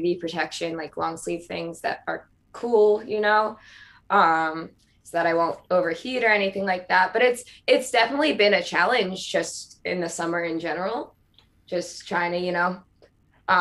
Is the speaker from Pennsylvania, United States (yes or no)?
yes; Philadelphia, Pennsylvania, United States; moved away; I pronounce it water too. So because I'm from Philly area